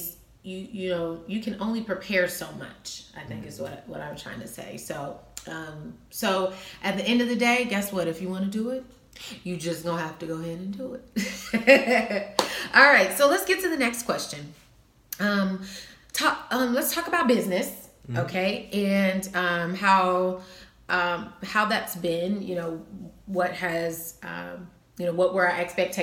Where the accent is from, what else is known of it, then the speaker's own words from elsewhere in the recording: Cincinnati, Ohio, United States; moved away as an adult; now in Las Vegas, United States; I'm not in my hometown anymore